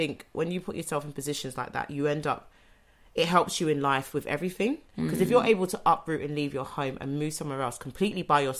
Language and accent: English; London, United Kingdom; I'm a Londoner.